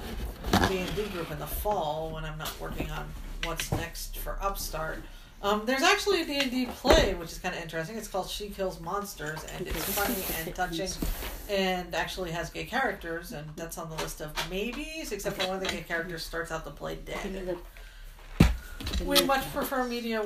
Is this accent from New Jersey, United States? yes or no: yes; Barnegat Bay, New Jersey, United States; we grew up on Barnegat Bay, of like 15 minutes from Long Beach Island via a bridge